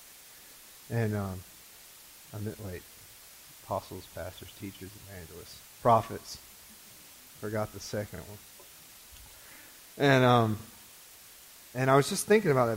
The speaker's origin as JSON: {"language": "English", "town": "Greenville", "country": "United States", "tie": "born or raised there", "said": "I was born here in Greenville. I was raised"}